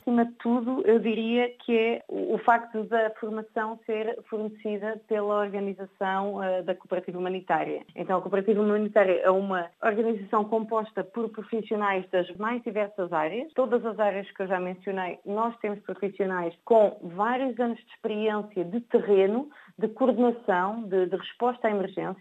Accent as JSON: {"language": "Portuguese", "country": "Portugal", "said": "sou portuguesa"}